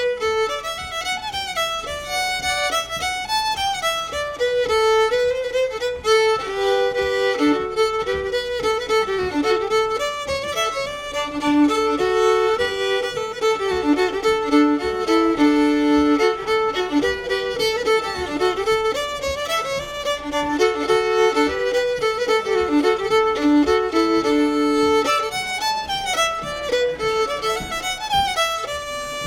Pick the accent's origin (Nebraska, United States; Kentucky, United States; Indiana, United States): Indiana, United States; Hoagland; moved away as an adult; also born or lived in Detroit, Michigan; now in Chicago, United States; I got to move back to my home state of Indiana